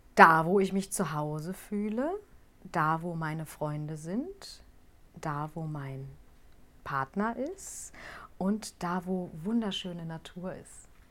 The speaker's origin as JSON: {"language": "German", "town": "Gelsenkirchen", "region": "North Rhine-Westphalia", "country": "Germany", "said": "ich komme aus Gelsenkirchen"}